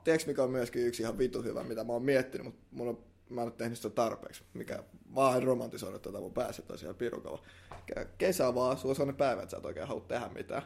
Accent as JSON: {"language": "Finnish", "town": "Helsinki", "region": "Uusimaa", "country": "Finland", "said": "me ollaan ihan stadilaisia"}